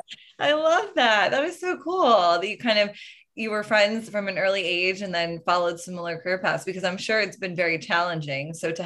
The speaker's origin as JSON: {"language": "English", "region": "East Coast", "country": "United States", "moved": "yes", "said": "because I'm from the East Coast, but they're also in LA."}